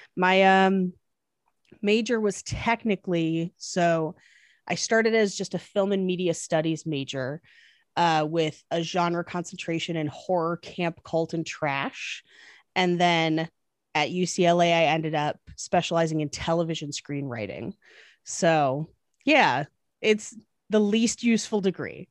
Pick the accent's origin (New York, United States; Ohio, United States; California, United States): California, United States; East Bay, Northern; moved away as an adult; also born or lived in Irvine, California; now in Los Angeles, United States; I grew up in California, but specifically Northern California in, uh, the East Bay.